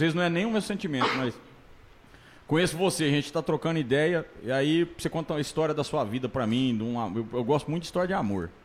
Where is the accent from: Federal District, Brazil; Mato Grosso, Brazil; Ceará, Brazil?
Mato Grosso, Brazil; Tangará da Serra; moved away as an adult; Eu saí daqui, velho. Saí de Tangará da Serra, Mato Grosso